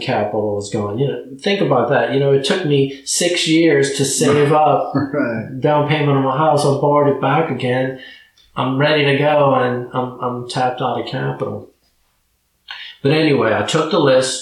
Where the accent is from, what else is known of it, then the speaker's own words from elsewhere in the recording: New Orleans, Louisiana, United States; moved away; I was originally from New Orleans